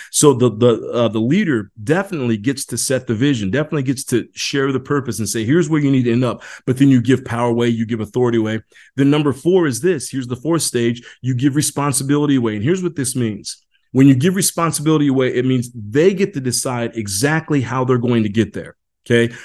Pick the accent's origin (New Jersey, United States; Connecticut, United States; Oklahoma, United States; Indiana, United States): Indiana, United States; I grew up in Indiana